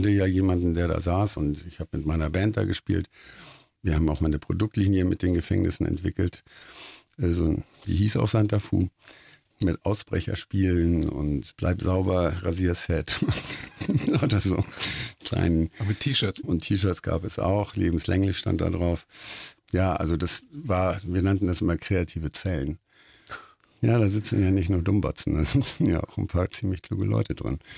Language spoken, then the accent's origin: German; Hamburg, Germany; Also für mich ist das, ich bin Hamburger, ja. Also wir sind tolerant